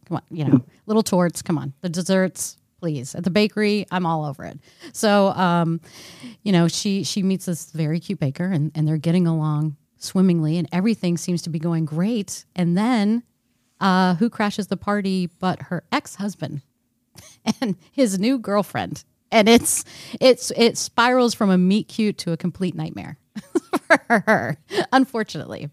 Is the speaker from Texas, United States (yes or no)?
yes; Texas, United States; I grew up in Texas